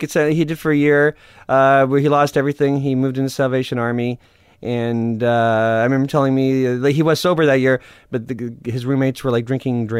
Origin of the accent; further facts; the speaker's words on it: Canada; But I am Canadian.